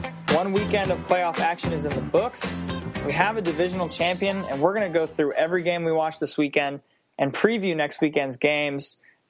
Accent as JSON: {"language": "English", "town": "Atlanta", "region": "Georgia", "country": "United States", "tie": "born or raised there", "said": "my hometown boys, the Atlanta Hustle"}